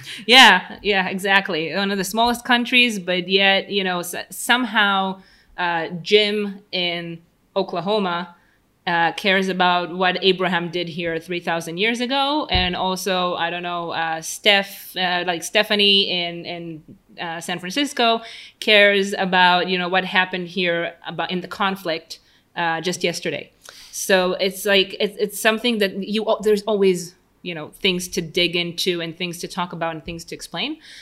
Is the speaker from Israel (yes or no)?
yes; Tel Aviv, Tel Aviv District, Israel; English is a second language; Tel Aviv, 32, Israel, born and raised.